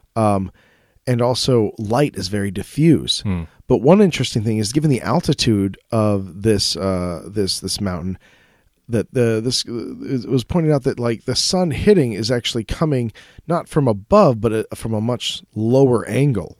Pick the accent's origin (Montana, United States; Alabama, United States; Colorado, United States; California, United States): Colorado, United States; I'm from Colorado